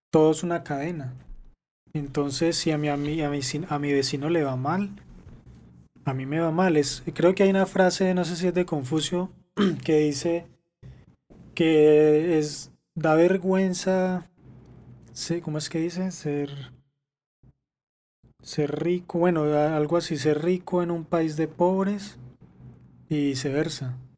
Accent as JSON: {"language": "Spanish", "country": "Colombia"}